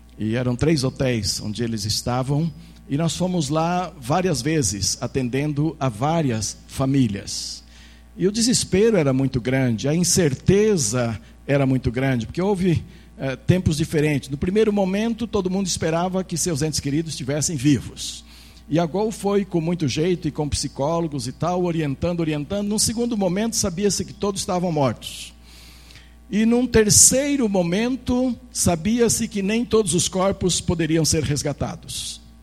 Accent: Brazil; nós como brasileiros

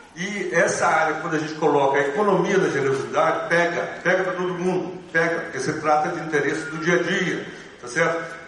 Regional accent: Belo Horizonte, Minas Gerais, Brazil; moved away as an adult; now in Curitiba, Brazil; Eu sou de Belo Horizonte, tô morando em Curitiba

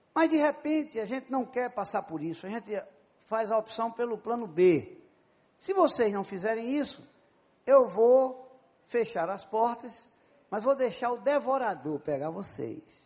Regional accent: Paraíba, Brazil; Eu sou da Paraíba

